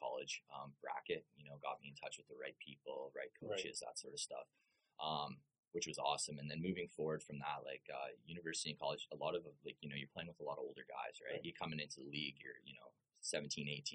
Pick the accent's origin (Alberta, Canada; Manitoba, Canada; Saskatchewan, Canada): Saskatchewan, Canada; Regina; also born or lived in Medicine Hat / Lethbridge; born and raised in Regina, Saskatchewan